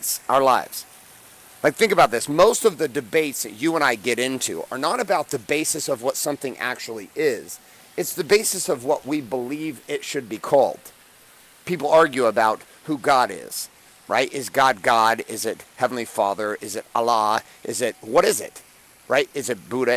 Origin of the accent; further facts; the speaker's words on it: United States; I'm from the United States